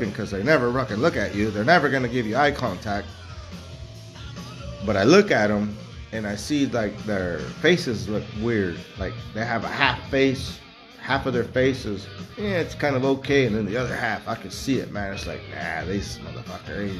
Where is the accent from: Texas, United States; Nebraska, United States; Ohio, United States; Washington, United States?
Texas, United States; I was born in Texas